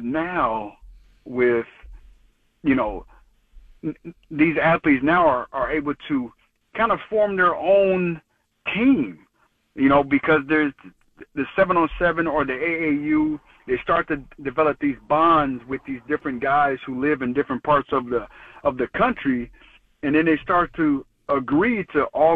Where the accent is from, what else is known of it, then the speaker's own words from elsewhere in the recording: Colorado Springs, Colorado, United States; moved away; when I was growing up from Colorado Springs, I was getting recruited by Tennessee